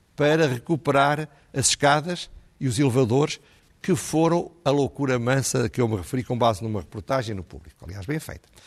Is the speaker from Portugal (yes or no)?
yes; Centro, Portugal; eu não sou do Norte, sou do Centro